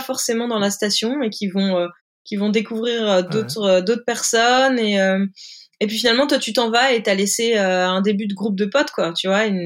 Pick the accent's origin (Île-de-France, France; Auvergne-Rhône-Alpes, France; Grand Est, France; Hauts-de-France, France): Hauts-de-France, France; moved away as an adult; now in Biarritz, France; moi, je suis originaire du nord de la France, une ch'ti